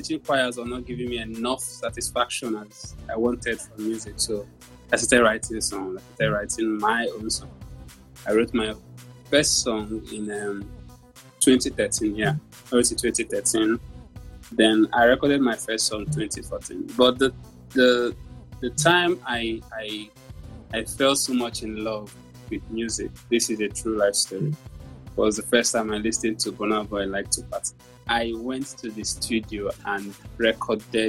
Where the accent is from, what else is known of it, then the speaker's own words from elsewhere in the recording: Nigeria; I'm a Nigerian artist